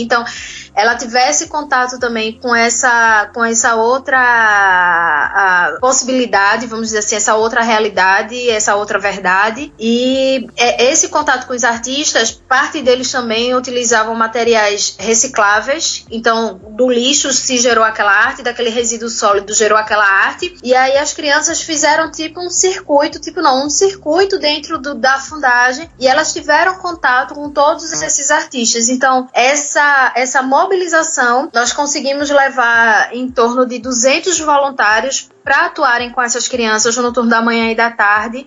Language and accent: Portuguese; Recife, Pernambuco, Brazil; eu vim da comunidade, uma, uma periferia aqui do Recife